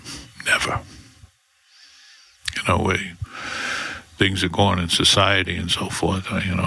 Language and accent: English; Bronx, New York, United States; I was brought up that way with mom and dad. I was brought up in the Bronx.